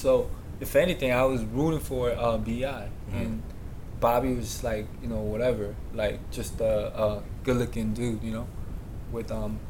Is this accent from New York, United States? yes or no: yes; New York, United States; I'm from New York as well.